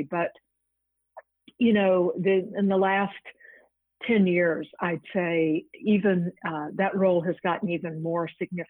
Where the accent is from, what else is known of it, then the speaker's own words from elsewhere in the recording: Virginia, United States; I'm on the board of visitors of Radford University in my home state of Virginia.